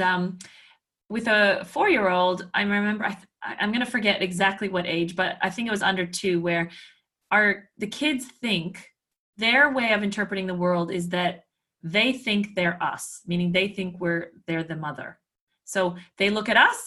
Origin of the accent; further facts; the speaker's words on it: Canada; moved away; also born or lived in Australia / Switzerland; I was the Canadian from Australia